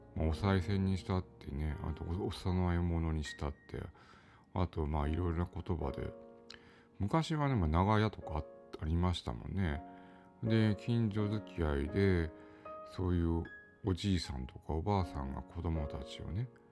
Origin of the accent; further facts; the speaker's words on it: Japan; 私は日本に生まれてきて